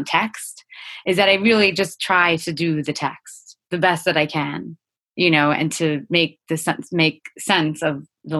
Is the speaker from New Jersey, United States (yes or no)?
yes; Cranford, New Jersey, United States; I grew up in Central Jersey.